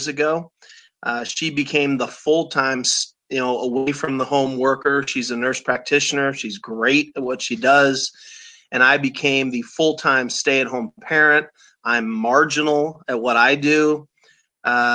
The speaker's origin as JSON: {"language": "English", "town": "Omaha", "region": "Nebraska", "country": "United States", "tie": "born or raised there", "said": "I grew up in Omaha, Nebraska, still live there"}